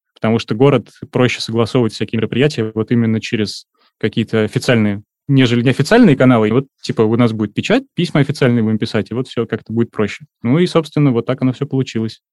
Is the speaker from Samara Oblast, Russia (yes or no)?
no; Saint Petersburg, Russia; я из Санкт-Петербурга, мне 35 лет